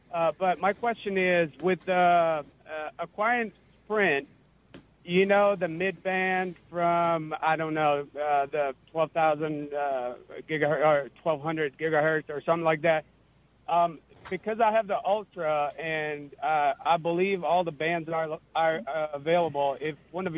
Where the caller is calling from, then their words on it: Clinton, Mississippi, United States; Actually, I'm from Clinton.